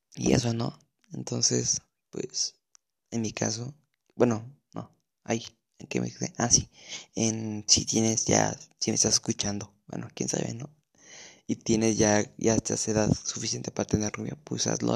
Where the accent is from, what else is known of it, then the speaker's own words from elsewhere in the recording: Mexico City, Mexico; soy de la Ciudad de México